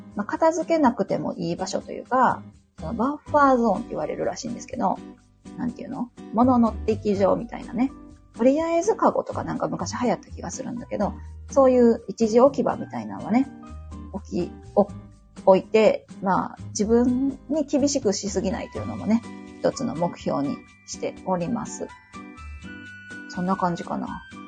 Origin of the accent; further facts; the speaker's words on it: Osaka, Japan; accent: Kansai dialect; ところどころね、関西弁が出ると思うんですけど、えっと、大阪出身になります。